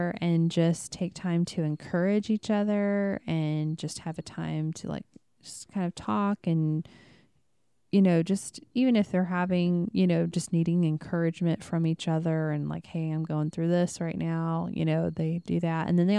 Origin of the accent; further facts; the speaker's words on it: Midwest, United States; And I mean, we came from the Bible Belt, which is the Midwest.